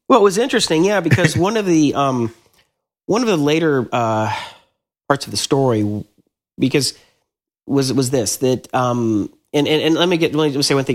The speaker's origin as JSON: {"language": "English", "town": "Atlanta", "region": "Georgia", "country": "United States", "tie": "born or raised there", "moved": "as an adult", "said": "I grew up in Atlanta"}